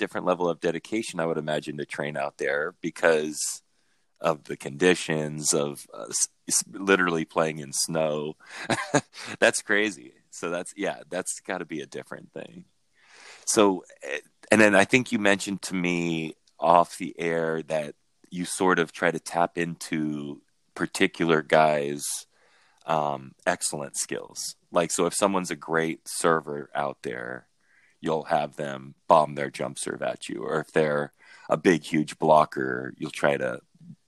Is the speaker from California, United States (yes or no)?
yes; Huntington Beach, California, United States; I grew up in Huntington